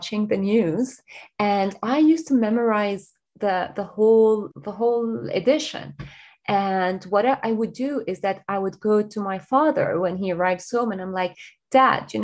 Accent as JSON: {"language": "English", "country": "Lebanon", "tie": "born or raised there", "moved": "as an adult", "lives_now": "Dublin, Ireland", "said": "I'm originally from Lebanon, and this is where I grew up, where I was born, and where I got my education and started my career."}